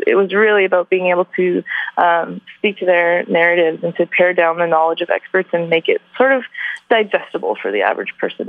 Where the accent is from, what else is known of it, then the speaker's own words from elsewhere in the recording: Vancouver, British Columbia, Canada; also born or lived in Calgary; I was born and raised in Vancouver